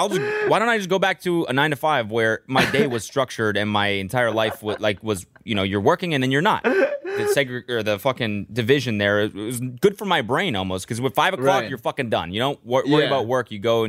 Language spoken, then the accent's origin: English; Canada; moved away as an adult; growing up in Canada